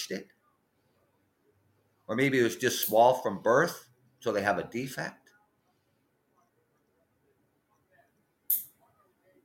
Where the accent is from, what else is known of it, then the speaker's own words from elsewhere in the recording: London, Ontario, Canada; I am from London, Ontario, Canada